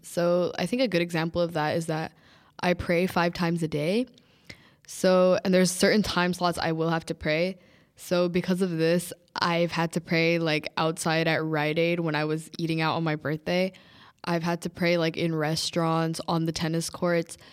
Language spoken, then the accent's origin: English; United States; I was born in America, raised in America